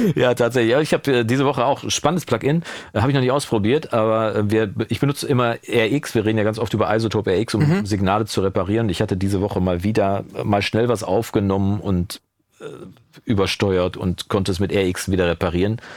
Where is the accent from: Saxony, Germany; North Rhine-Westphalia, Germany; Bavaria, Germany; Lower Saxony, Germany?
North Rhine-Westphalia, Germany; Coesfeld; also born or lived in Wolbeck, Münster; now in Münster, Germany; keine 500 Meter von da, wo ich aufgewachsen bin